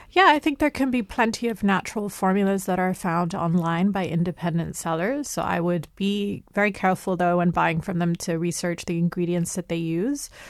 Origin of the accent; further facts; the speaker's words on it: United Kingdom; I grew up in the United Kingdom. I'm of Lebanese and Egyptian heritage